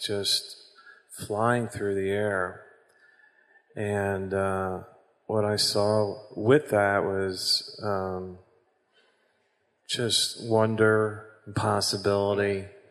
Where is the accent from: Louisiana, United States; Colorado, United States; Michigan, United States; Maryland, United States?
Colorado, United States; moved away as an adult; growing up in Colorado, and being a mountain person